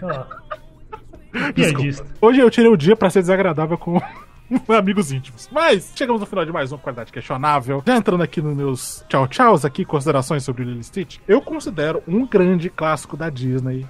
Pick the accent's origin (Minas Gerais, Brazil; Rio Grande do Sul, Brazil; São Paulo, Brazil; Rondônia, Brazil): Rondônia, Brazil; Porto Velho; eu sou de Porto Velho, né, cara? Rondônia. Norte do Brasil